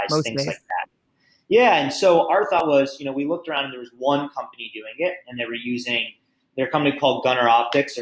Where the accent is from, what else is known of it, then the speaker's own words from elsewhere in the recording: New York, United States; moved away as an adult; also born or lived in Las Vegas; I'm from New York, but I moved to Las Vegas